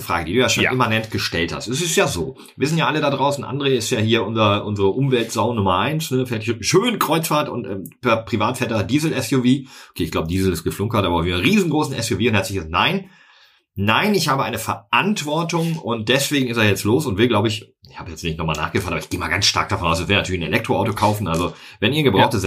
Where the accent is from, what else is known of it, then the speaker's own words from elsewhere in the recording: North Rhine-Westphalia, Germany; rund um mein Heimatdorf